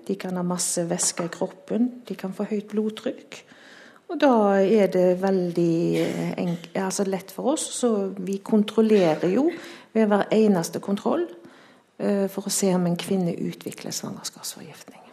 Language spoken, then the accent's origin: Norwegian; Haugesund, Rogaland, Norway; jeg er jo fra Haugesund.